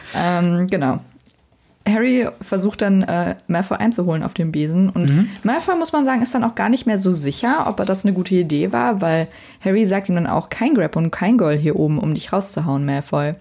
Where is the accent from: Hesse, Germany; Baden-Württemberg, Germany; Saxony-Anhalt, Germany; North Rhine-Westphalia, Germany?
North Rhine-Westphalia, Germany; Bonn; ich bin ähm, in Bonn zur Schule gegangen